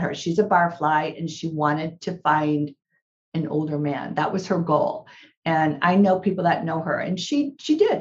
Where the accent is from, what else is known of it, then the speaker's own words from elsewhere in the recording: Illinois, United States; now in California, United States; I was prepared to move back to Illinois. My daughter's there now. That's where my family is.